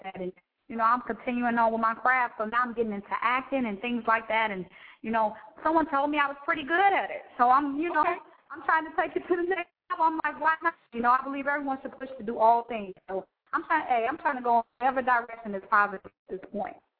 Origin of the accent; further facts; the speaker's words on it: Chicago, Illinois, United States; I'm originally from Chicago